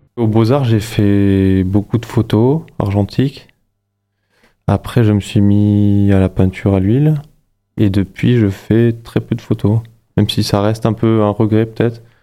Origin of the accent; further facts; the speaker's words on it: Luxembourg; moved away as an adult; now in Montpellier, France; Je suis né, j'ai grandi au Luxembourg